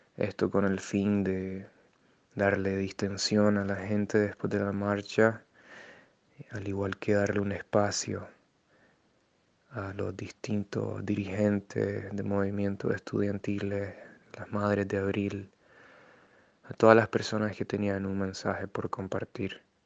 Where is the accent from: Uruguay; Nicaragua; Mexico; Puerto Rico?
Nicaragua; moved away as an adult; El día que me fui de Nicaragua